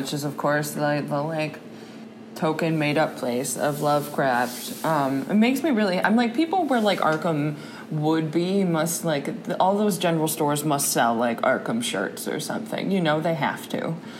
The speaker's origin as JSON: {"language": "English", "area": "the Berkshires", "region": "Massachusetts", "country": "United States", "tie": "born or raised there", "moved": "yes", "said": "I'm from the Berkshires"}